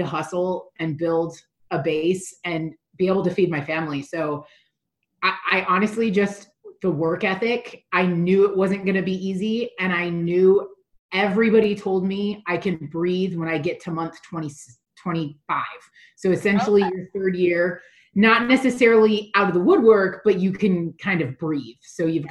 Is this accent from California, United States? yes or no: no; Oregon, United States; now in Las Vegas, United States; I'm from Oregon. All of my family lives in Oregon, friends live in Oregon